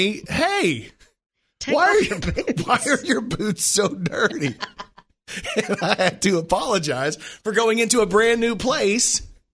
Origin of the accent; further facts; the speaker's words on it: Texas, United States; I'm from Texas.